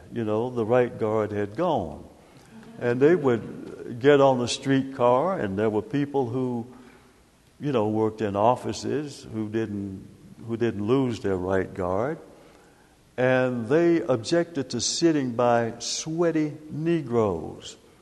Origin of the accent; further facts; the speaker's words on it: Knoxville, Tennessee, United States; growing up in Knoxville